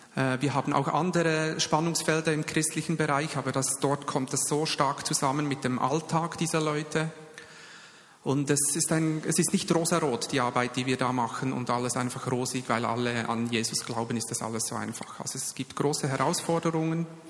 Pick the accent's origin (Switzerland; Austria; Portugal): Switzerland; Bern; ich bin ja Berner und da geht es ein bisschen langsamer